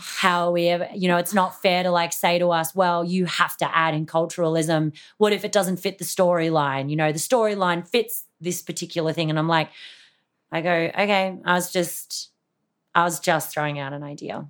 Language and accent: English; Australia; I've got a very questionable background being Australian